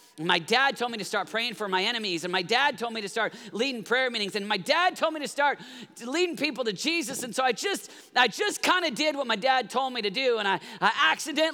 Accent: Oklahoma, United States; I grew up in Oklahoma

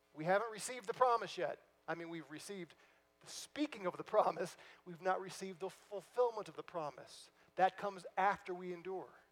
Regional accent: St. Louis, Missouri, United States; moved away; I'm from St. Louis originally

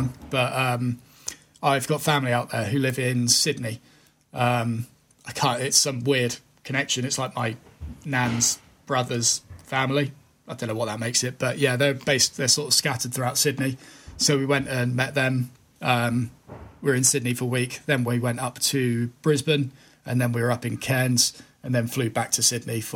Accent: United Kingdom; as a Brit

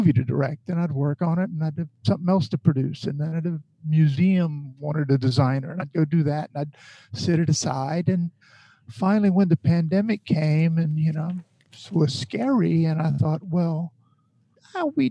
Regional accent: Bayou Lafourche, Louisiana, United States; growing up on Bayou Lafourche

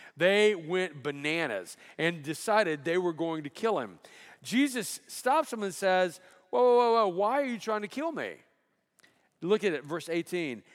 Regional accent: Alabama, United States; moved away; I grew up in Alabama

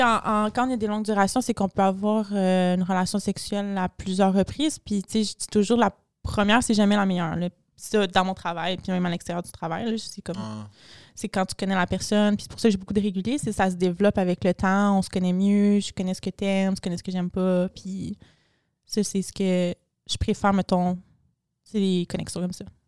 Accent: Montreal, Quebec, Canada; je viens de Montréal, le plus chaud au Canada

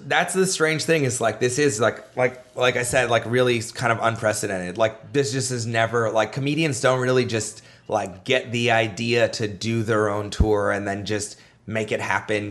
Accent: Canada; I was a comedian from Canada

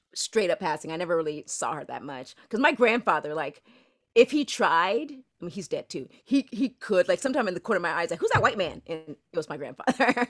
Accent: Orlando, Florida, United States; I'm from Orlando

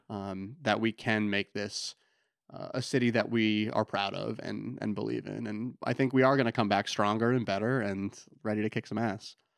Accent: Lyman, Maine, United States; also born or lived in Portland, Maine; I grew up in Lyman, so, you know, been in Maine pretty much my whole life

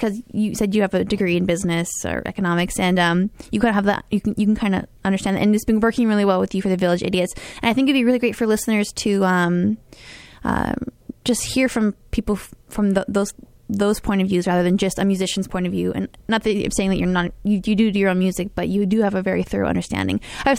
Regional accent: Canada; Well, I mean, as a Canadian, I guess one could argue.

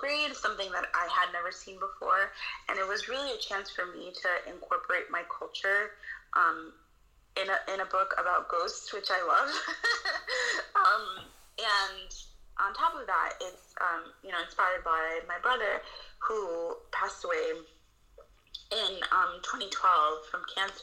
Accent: New York City, New York, United States; I grew up in the Bronx

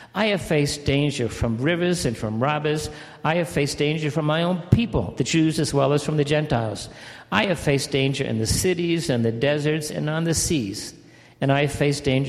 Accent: Cape Cod, Massachusetts, United States; moved away as an adult; also born or lived in Mali / Congo / Middle East; where I was raised in Cape Cod, everyone speaks and looks like me

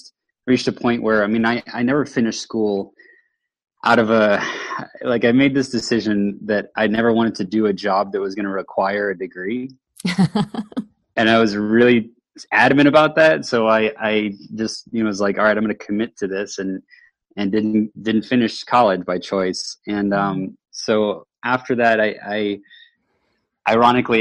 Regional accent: Houston, Texas, United States; moved away as an adult; also born or lived in Austin, Texas; now in Seattle, United States; I'm originally from Houston, Texas, and made my way up here 7 years ago

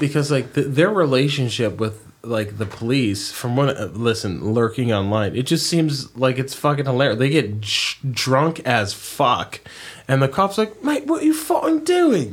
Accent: Oregon, United States; I'm from Oregon

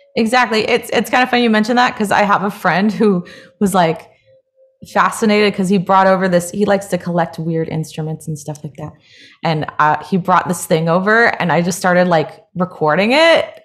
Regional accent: Hawaii, United States; now in Los Angeles, United States; I grew up in Hawaii

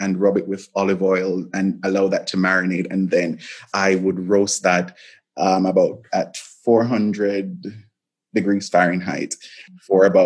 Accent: Jamaica; as a Jamaican

